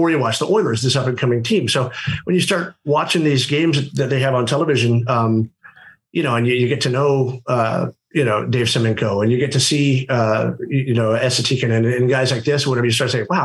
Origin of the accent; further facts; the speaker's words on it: Mount Vernon, Indiana, United States; moved away as an adult; also born or lived in Evansville, Indiana; now in Fort Wayne, United States; I grew up actually in Southern Indiana